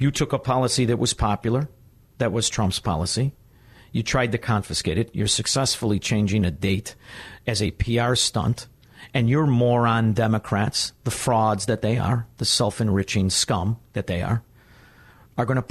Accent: United States; I am an American

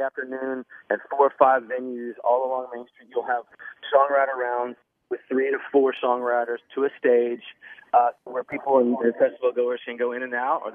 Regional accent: Nashville, Tennessee, United States; moved away; also born or lived in Texas; I grew up in Nashville. Lived there for 25 years

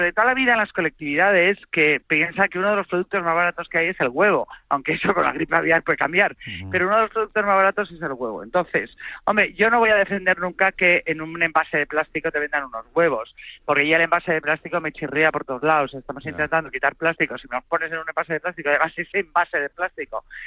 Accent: Santa Eulària des Riu, Balearic Islands, Spain; en mi pueblo, en Santa Eulalia del Río, en Ibiza

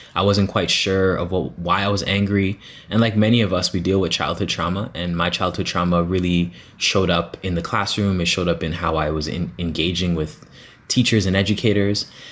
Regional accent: Toronto, Ontario, Canada; I'm from Scarborough, yes. I grew up in the Guildwood area

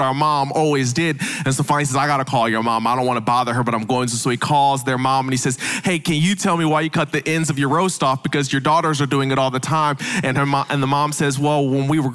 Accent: the North, United States; now in the South, United States; I know I'm from the South now, but I'm originally from the North

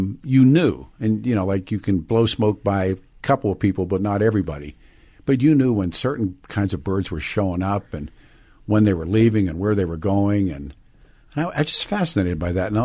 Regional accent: Pittsburgh, Pennsylvania, United States; born or raised there

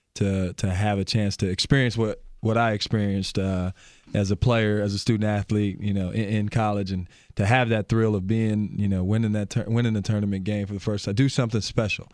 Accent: Albion, Michigan, United States; moved away as an adult; now in Milwaukee, United States; I grew up, uh, small town called Albion, Michigan.

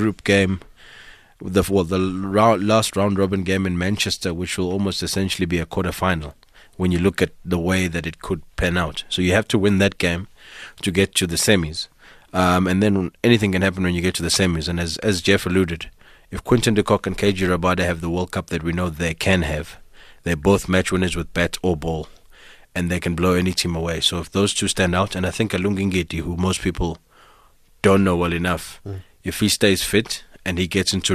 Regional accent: South Africa; I'm a South African

